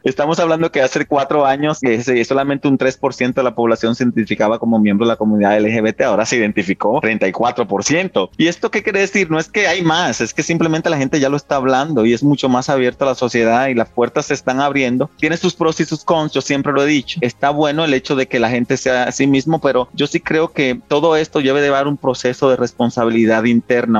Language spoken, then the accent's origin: Spanish; San Cristóbal, Dominican Republic; moved away as an adult; now in Mexico; Nací en San Cristóbal. Nací en un campo de San Cristóbal. Yo soy campesino